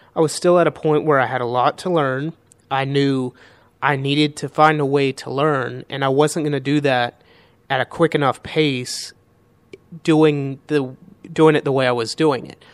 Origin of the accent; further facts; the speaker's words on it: Charlotte, North Carolina, United States; I grew up in Charlotte, North Carolina